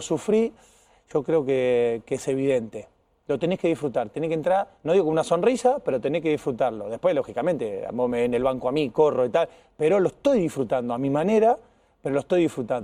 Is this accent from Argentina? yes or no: yes; Casilda, Santa Fe, Argentina; moved away; al lado de mi pueblo, ahí corre con ventaja, queda 15 kilómetros donde soy yo, de, eh, Casilda